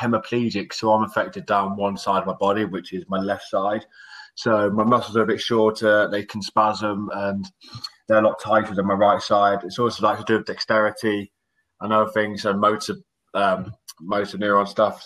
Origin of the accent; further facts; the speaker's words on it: Oxfordshire, South East England, United Kingdom; I'm from Oxfordshire